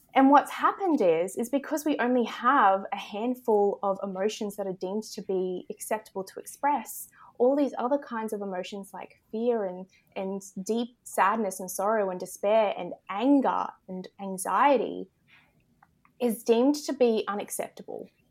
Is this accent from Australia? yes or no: yes; Australia; accent: Australian; I am in Australia, if you can't tell by my accent